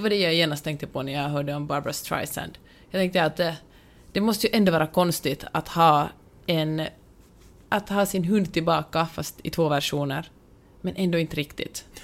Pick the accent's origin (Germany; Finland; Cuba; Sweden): Finland; now in Los Angeles, United States; jag är finlandssvensk.